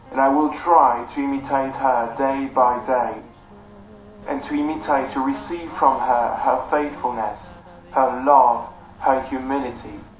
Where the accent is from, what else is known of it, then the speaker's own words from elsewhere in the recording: France; moved away; also born or lived in Chelsea; I'm from France, and I'm 21 years old. I had a conversion when I was 14 in the in France and I decided to follow Jesus and eventually I entered the seminary when I was 17 and I was more Protestant